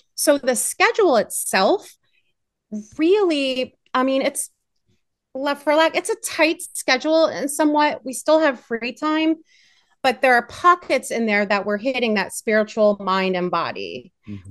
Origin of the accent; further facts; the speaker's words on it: Pittsburgh, Pennsylvania, United States; I hail from Pittsburgh, PA